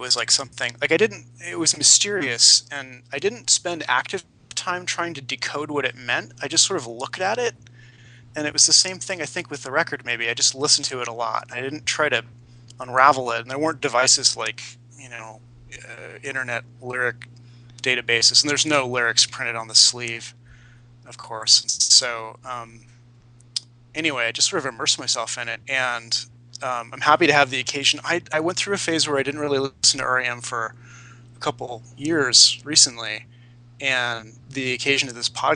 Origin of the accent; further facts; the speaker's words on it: San Jose, California, United States; I grew up in San Jose